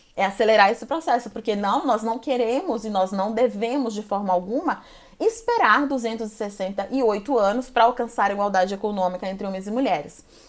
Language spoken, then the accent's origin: Portuguese; Goiânia, Goiás, Brazil; now in São Paulo, Brazil; Eu sou brasileira, sou natural de Goiânia, Goiás, moro e trabalho atualmente em São Paulo